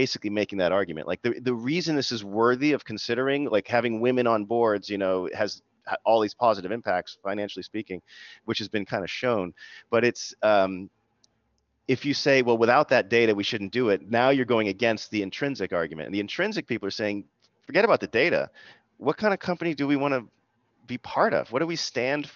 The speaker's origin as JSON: {"language": "English", "town": "Boston", "region": "Massachusetts", "country": "United States", "said": "I'm from the Boston area. My mom's Jamaican, my dad is English"}